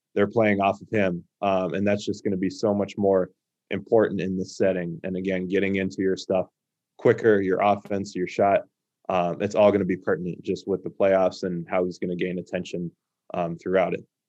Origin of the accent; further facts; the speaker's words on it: Phoenix, Arizona, United States; growing up in the Valley